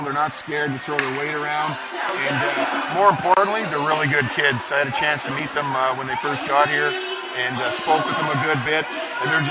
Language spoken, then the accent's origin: English; Ottawa, Ontario, Canada; moved away; I'm originally from the Ottawa area